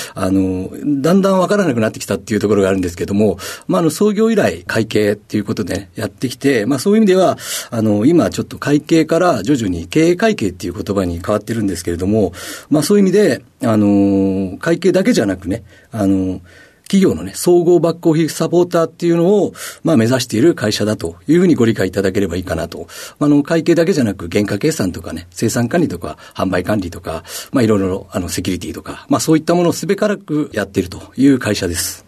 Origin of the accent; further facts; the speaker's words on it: Tokyo, Japan; 板 橋区で生まれ育ったった